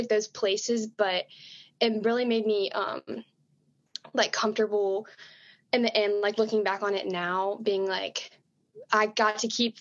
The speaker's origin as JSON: {"language": "English", "town": "Birmingham", "region": "Alabama", "country": "United States", "lives_now": "Tuscaloosa, United States", "said": "I'm from Birmingham, Alabama, also rising sophomore"}